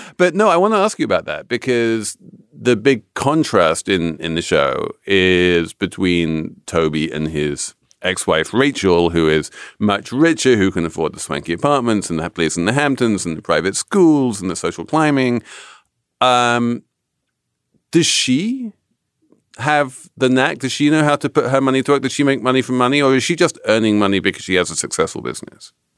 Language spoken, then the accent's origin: English; England, United Kingdom; as an Englishman